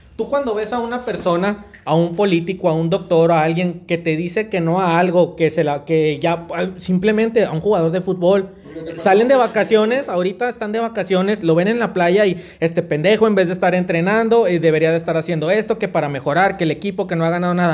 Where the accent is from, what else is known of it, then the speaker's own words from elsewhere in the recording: Mexico; nosotros como mexicanos